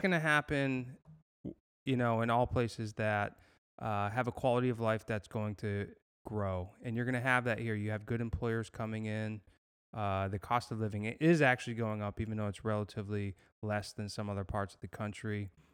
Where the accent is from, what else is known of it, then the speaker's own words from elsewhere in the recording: Massachusetts, United States; moved away as an adult; also born or lived in San Diego, United States / Los Angeles, United States; now in Fort Myers, United States; I grew up in Massachusetts